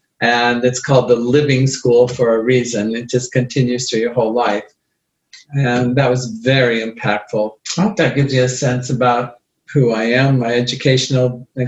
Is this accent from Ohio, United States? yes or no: no; Iowa, United States; also born or lived in San Diego, California / Berkeley, California; now in Colorado, United States; I grew up in Iowa. Life was difficult there.